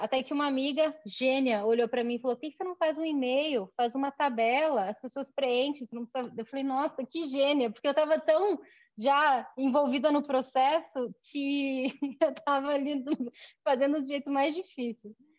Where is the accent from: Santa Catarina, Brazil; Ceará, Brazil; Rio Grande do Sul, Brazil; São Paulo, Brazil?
Santa Catarina, Brazil; Chapecó; moved away as an adult; now in Curitiba, Brazil; Eu nasci em Chapecó, eu moro em Curitiba. Em Curitiba já tem mais de 15 anos. Eu vim para estudar